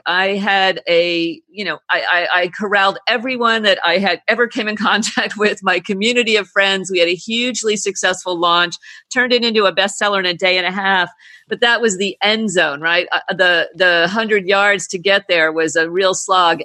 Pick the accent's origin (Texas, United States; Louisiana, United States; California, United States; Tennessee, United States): California, United States; moved away as an adult; now in British Virgin Islands; I come from California